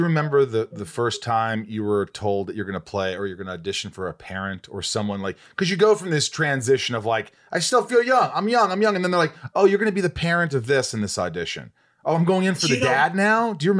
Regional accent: Indiana, United States; I grew up in Indiana and went to college at Western Kentucky University.

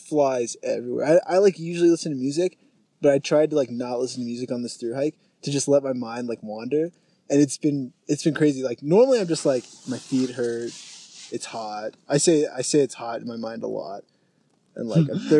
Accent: Gettysburg, Pennsylvania, United States; I'm from Gettysburg, Pennsylvania

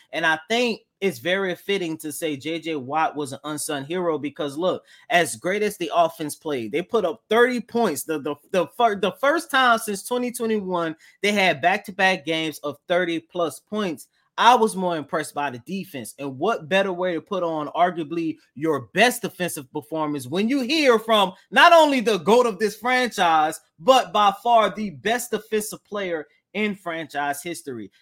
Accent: New Orleans, Louisiana, United States; I'm from New Orleans

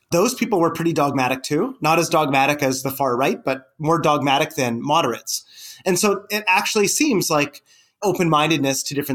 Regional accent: Canada; moved away as an adult; also born or lived in Columbus, Ohio; I'm Canadian

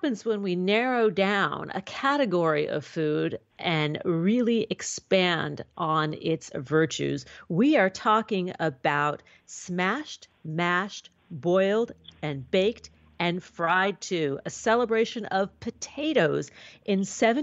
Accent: New York City, New York, United States; now in Southern California, United States; I was introduced to it as a young girl growing up in New York City

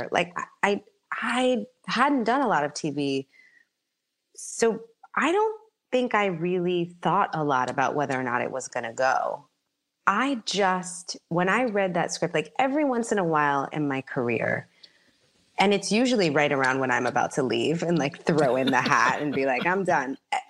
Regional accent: Bronx, New York, United States; Like I'm not averse, you know, I'm from the Bronx.

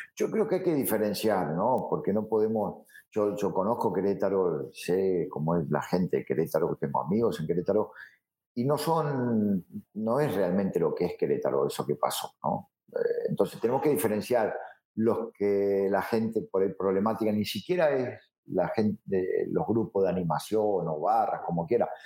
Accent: Rosario, Santa Fe, Argentina; now in Mazatlán, Mexico; yo soy de Rosario. Yo soy eh, hincha de un equipo del ascenso, que es Central Córdoba de Rosario, que de ahí salí y de ahí fui toda mi vida

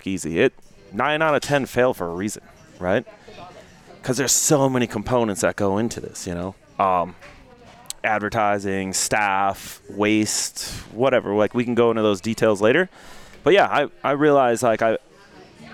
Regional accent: Milwaukee, Wisconsin, United States; now in Las Vegas, United States; I'm from Wisconsin, Milwaukee originally.

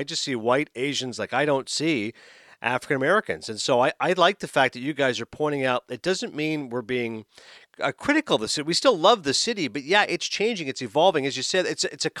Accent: Toronto, Ontario, Canada; moved away; Toronto, which is my hometown.

